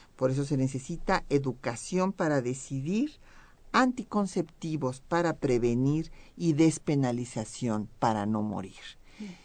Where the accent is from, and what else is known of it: Mexico